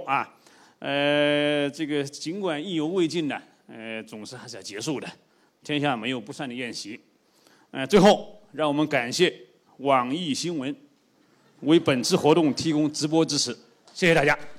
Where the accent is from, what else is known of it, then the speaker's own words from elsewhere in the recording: China; 我们中国人